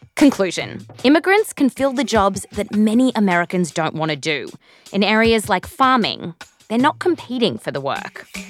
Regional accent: Australia; also born or lived in California; now in United States; the accent's actually real, but I was born here, raised in Australia.

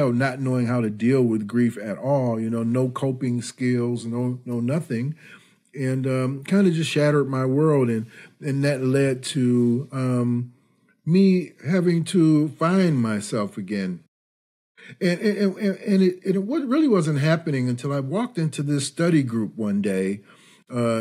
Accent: Detroit, Michigan, United States; moved away as an adult; also born or lived in Ann Arbor, Michigan; now in Chicago, United States; I grew up in the Detroit area during the Motown era

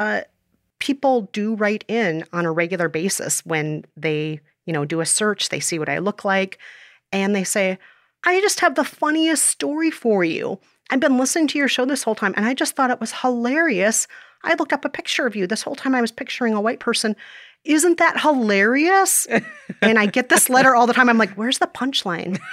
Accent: Minnesota, United States; moved away as an adult; also born or lived in South Korea; now in New York, United States; after most of my life in Minnesota, I moved to New York after college

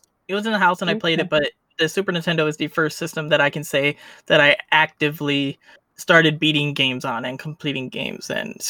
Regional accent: Chicago, Illinois, United States; Chicago, Illinois, United States.

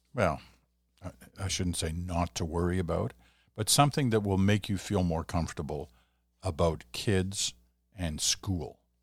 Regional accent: Stratford, Ontario, Canada; I come from Stratford, Ontario

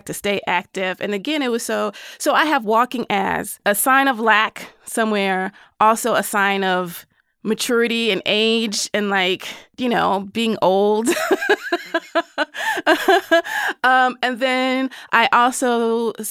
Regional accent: the South, United States; as a Southerner

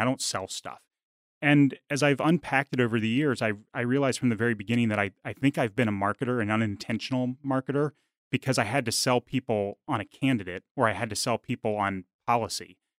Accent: Washington, District of Columbia, United States; moved away as an adult; also born or lived in Richmond, Virginia / Arkansas; growing up in the Washington, D C area

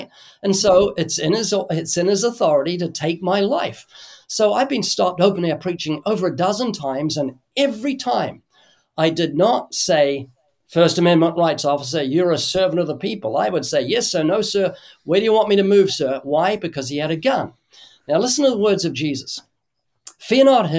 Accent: New Zealand; moved away as an adult; now in United States; I come from New Zealand. And when I was a kid in New Zealand

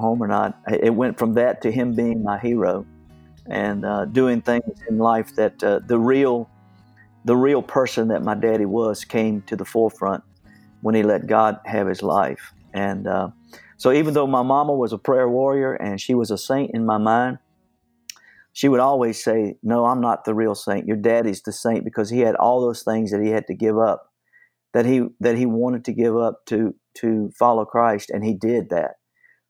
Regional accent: Nelson County, Virginia, United States; also born or lived in Williamsburg, Virginia; I grew up in Nelson County, Virginia. I was born in Williamsburg, Virginia in 1955. And then we moved to Nelson County

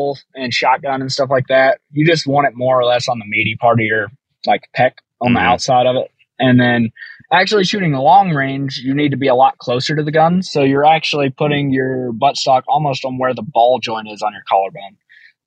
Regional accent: Southern Tennessee, United States; moved away; I'm from Tennessee. So I was from Southern Tennessee.

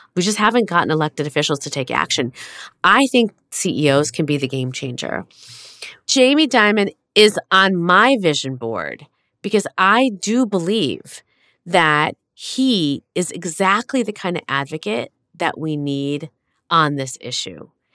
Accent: United States

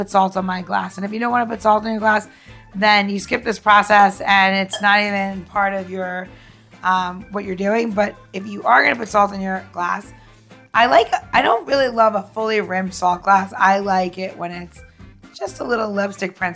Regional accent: New York, United States; I'm from New York

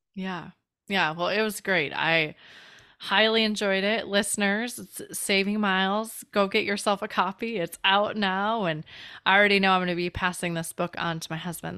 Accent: Chicago, Illinois, United States; from Chicago

